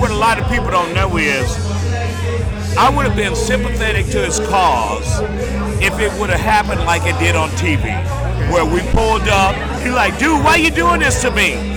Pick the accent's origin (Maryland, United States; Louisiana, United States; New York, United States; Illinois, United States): Louisiana, United States; Baton Rouge; moved away as an adult; My hometown is Baton Rouge, Louisiana, four and a half hours from Houston